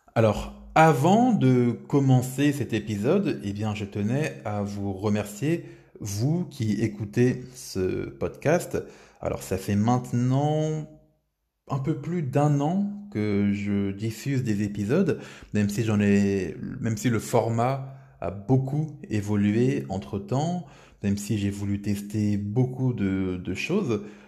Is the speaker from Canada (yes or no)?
no; France; en tant que Français